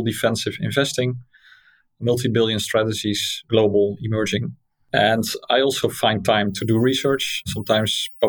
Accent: Netherlands; So that's Dutch. I'm from Holland

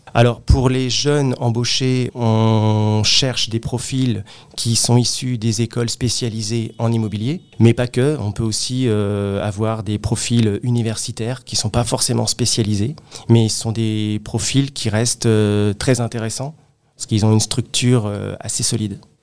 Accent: Créteil, Île-de-France, France; Alors moi je suis originaire euh, de la région parisienne, plus précisément euh, de la ville de Créteil

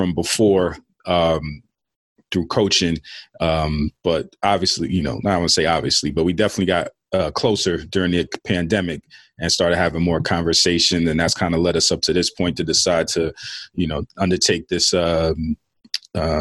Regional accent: New York City, New York, United States; I'm a Queens guy myself.

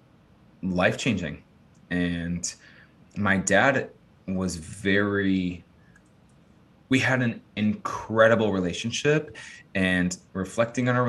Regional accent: Chicago, Illinois, United States; also born or lived in Los Angeles area, California; now in Austin, United States; I'm from Chicago

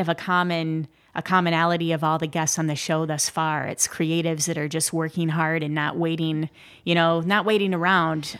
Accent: Midwest, United States; I'm from the Midwest

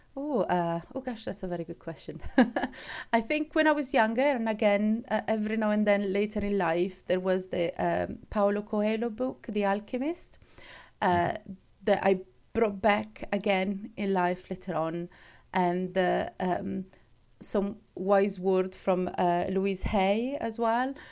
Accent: Switzerland; moved away; I'm, I'm from Switzerland

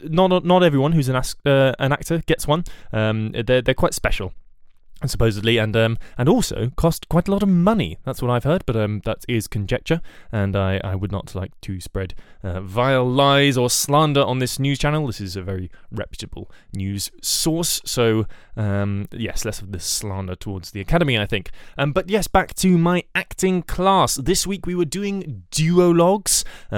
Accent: Puerto Rico; accent: Puerto Rican; at least that's what I thought until I got to the acting class and was very relieved to find that my Puerto Rican accent was not required

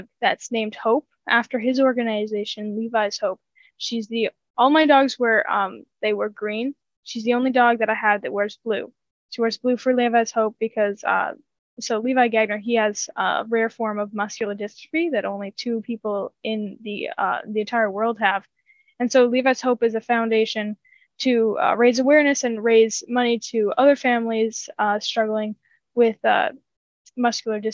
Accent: North Dakota, United States; my home state

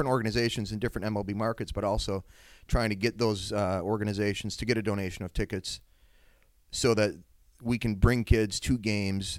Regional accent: Wisconsin, United States; I'm from Wisconsin, like I said before, and grew up a Brewers fan

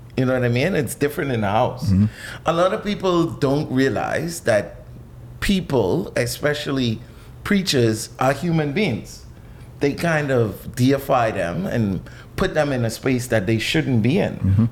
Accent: Nassau, New Providence, Bahamas; I was born right here in New Providence.

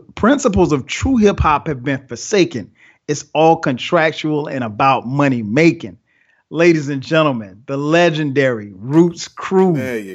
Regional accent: Atlanta, Georgia, United States; ATLians, straight right here in A-Town, my hometown

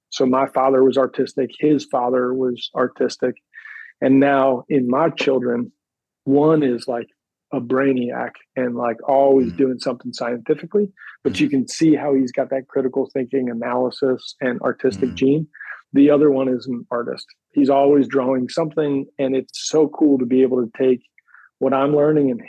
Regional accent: Pennsylvania, United States; born there; So I was born outside of Philadelphia, uh, in the suburbs of Philadelphia, about 45 minutes north of the city.

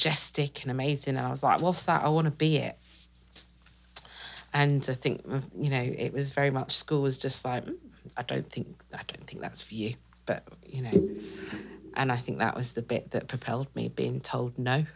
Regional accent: Great Yarmouth, East of England, United Kingdom; I grew up with them, spent most of my life in Great Yarmouth

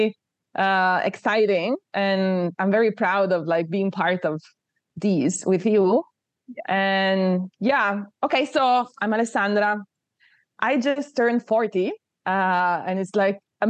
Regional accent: Turin, Piedmont, Italy; also born or lived in southern Italy (family); I was born in Torino, which is north of Italy. My family are from the south of Italy.

